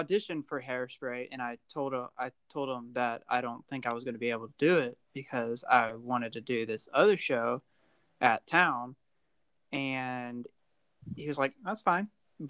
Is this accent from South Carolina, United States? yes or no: yes; South Carolina, United States; And I'm from South Carolina.